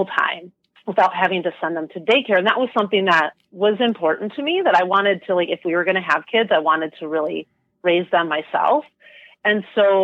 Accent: Wisconsin, United States; also born or lived in Michigan; I was born and raised in Wisconsin

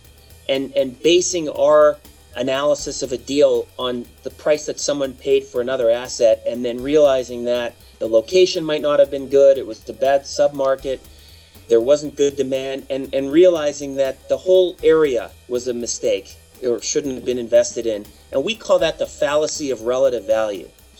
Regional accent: Canada; now in United States; being a Canadian at birth, although I'm a U.S. citizen now

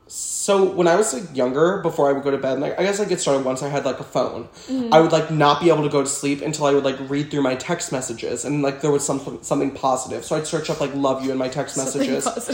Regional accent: New Orleans, Louisiana, United States; So I'm from New Orleans. I lived there my entire life. Went to the same school my entire life.

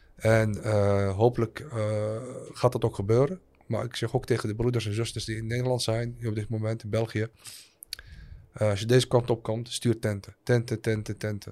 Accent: Al Hoceima, Tanger-Tetouan-Al Hoceima, Morocco; moved away; also born or lived in Netherlands; Ik kom zo dus uit Al-Huzima. Het dorp waar ik ben geboren

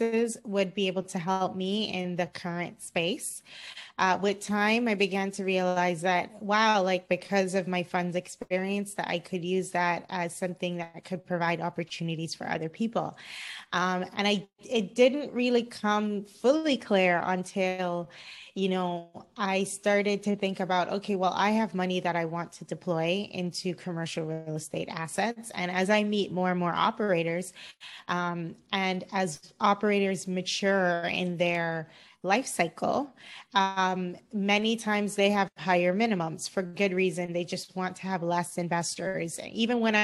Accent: Cayman Islands; also born or lived in Florida, United States; now in Los Angeles, United States; I'm originally from the Cayman Islands. I grew up in the Cayman Islands.

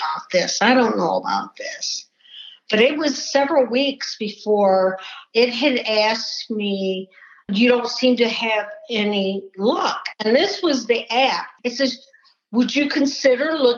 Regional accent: Detroit, Michigan, United States; I grew up outside of Detroit, Michigan.

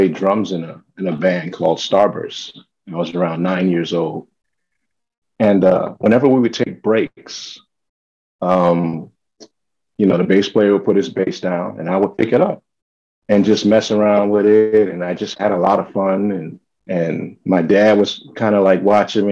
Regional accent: New York City, New York, United States; also born or lived in Minneapolis, Minnesota / California; now in Jersey City, United States; when I was around six, we came to New York. So I'm basically a New Yorker. I claim New York

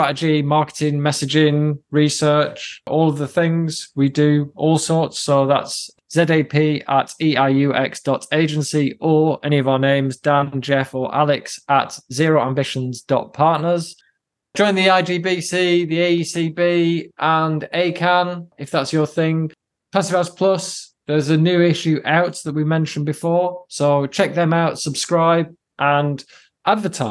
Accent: United Kingdom; the Brits amongst us

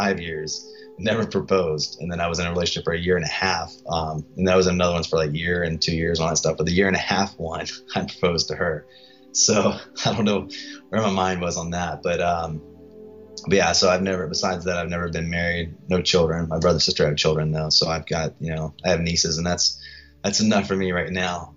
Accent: Gloucester, Virginia, United States; also born or lived in Hampton, Virginia; now in Austin, United States; I come from Virginia, from a small town, Gloucester, Virginia

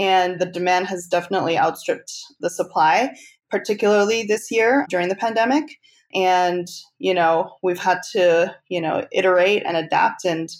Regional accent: Canada; now in United States; because I'm actually Canadian. So I've never lived in the US until very recently.

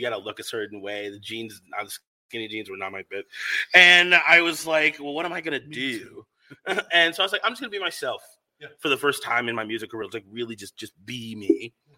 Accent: Rosemount, Minnesota, United States; also born or lived in Bronx, New York; moved to Minnesota, Rosemont, Minnesota, which is a very small town.

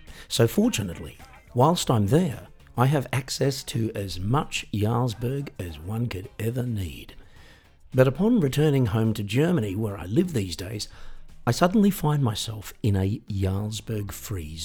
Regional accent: Australia; when I was 18 and growing up in Australia

